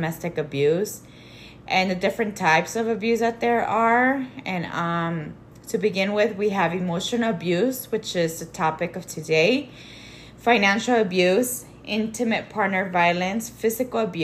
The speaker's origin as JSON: {"language": "English", "town": "Los Angeles", "region": "California", "country": "United States", "moved": "yes", "lives_now": "Denver, United States", "said": "I'm from Los Angeles, California."}